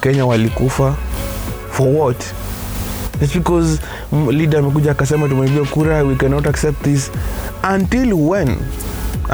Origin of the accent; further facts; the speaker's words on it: Kenya; I belong to Kenya. I am a Kenyan